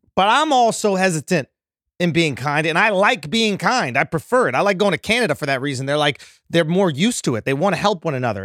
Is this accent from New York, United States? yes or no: yes; New York, United States; born or raised there